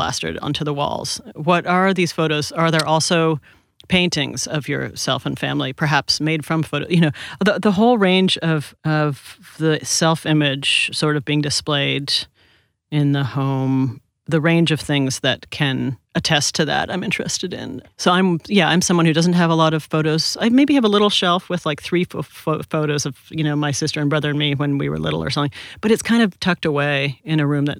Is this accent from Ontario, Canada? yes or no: yes; Toronto, Ontario, Canada; moved away as an adult; also born or lived in New York; now in Los Angeles, United States; I grew up in Canada from when I was 2 till I went to college in Toronto